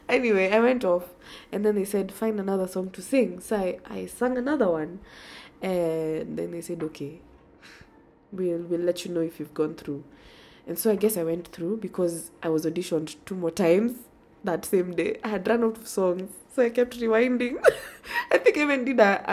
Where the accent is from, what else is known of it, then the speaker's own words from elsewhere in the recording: Nairobi, Kenya; I grew up in Nairobi